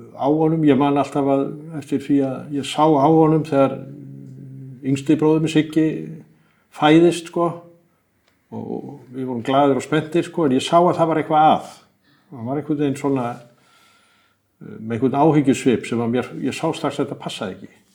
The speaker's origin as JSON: {"language": "Icelandic", "country": "Iceland"}